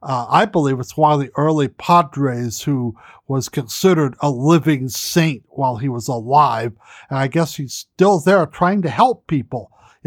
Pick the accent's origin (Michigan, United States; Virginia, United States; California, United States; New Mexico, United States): California, United States; I hope people come to my home state, the place I love.